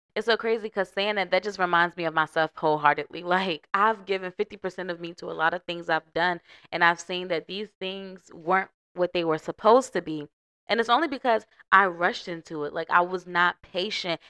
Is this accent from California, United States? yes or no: no; Norfolk, Virginia, United States; moved away; I am from Norfolk seven five seven